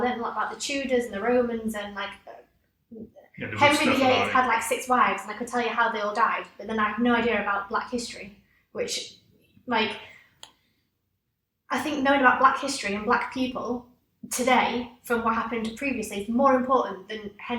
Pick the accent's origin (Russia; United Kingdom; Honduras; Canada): United Kingdom; England; So as English people